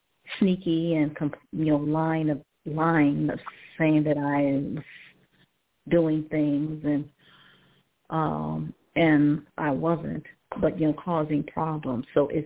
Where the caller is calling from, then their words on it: Cleveland, Ohio, United States; I'm calling from Cleveland, Ohio.